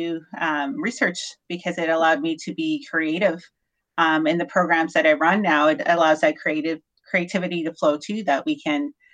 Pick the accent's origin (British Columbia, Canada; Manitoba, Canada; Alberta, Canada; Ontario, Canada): Alberta, Canada; north of Grande Prairie; I grew up on a farm north of Grand Prairie, very small town.